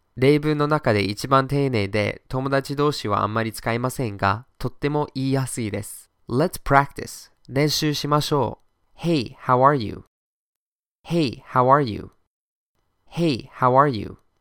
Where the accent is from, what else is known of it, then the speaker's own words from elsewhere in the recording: Boston, Massachusetts, United States; my hometown, Boston.